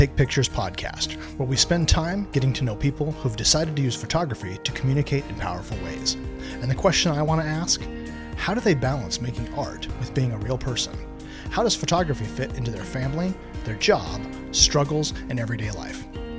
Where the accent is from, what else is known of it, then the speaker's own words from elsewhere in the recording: Oregon, United States; I grew up in Southern Oregon on the coast, and my mom and my stepdad still live in Coos Bay